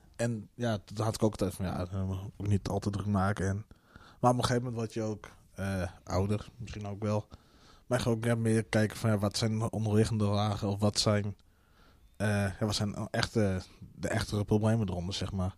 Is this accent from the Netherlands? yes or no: yes; Friesland, Netherlands; born or raised there; also born or lived in South America / Colombia